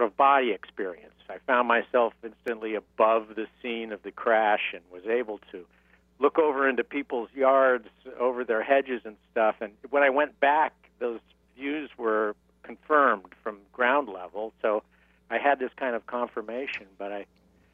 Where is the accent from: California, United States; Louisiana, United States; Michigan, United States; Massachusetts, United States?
California, United States; San Diego; moved away as an adult; also born or lived in New York; now in Palm Springs, United States; I'm from San Diego, California, originally